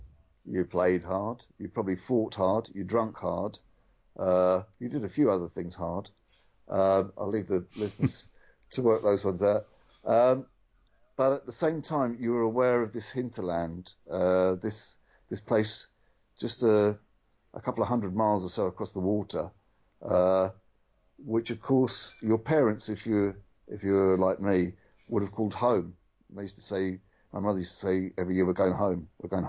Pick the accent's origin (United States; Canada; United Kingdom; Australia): United Kingdom; London; I'm not Irish in the sense that my cousins are Irish. I'm one of the London Irish. I'm one of these hyphenated Irish people.